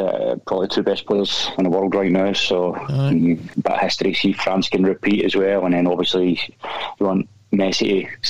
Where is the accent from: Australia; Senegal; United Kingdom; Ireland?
United Kingdom; Wishaw, Scotland; accent: West of Scotland; moved away as an adult; also born or lived in Glasgow / Dingwall; now in Vienna, Austria; I'm from Wishaw